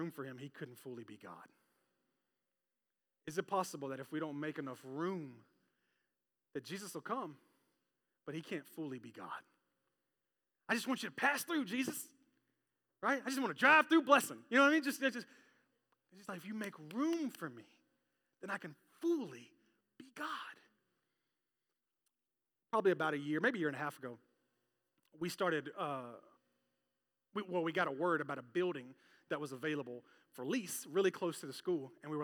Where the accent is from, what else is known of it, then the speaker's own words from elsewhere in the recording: Memphis, Tennessee, United States; moved away; I came from Memphis in a Pentecostal church where people would get a little wild and a little crazy